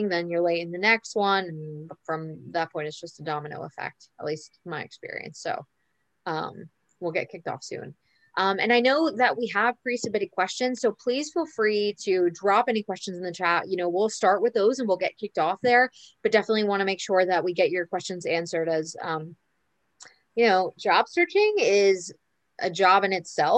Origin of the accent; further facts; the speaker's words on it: New York, United States; moved away as an adult; now in Buenos Aires, Argentina; I'm back in my hometown in New York